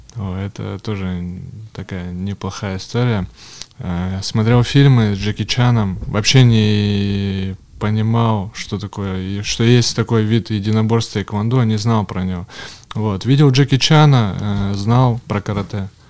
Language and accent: Russian; Yekaterinburg, Sverdlovsk Oblast, Russia; born or raised there; also born or lived in Kamensk-Uralsky